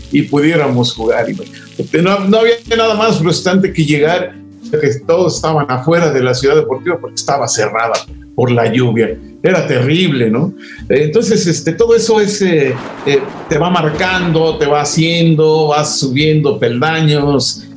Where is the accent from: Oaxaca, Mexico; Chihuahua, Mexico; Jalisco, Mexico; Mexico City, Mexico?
Mexico City, Mexico; yo de niño vivía en la Ciudad de México